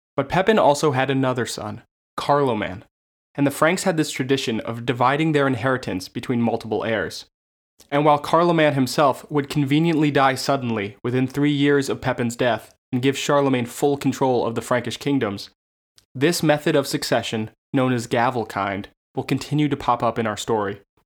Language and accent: English; United States; accent: American; my uncouth American accent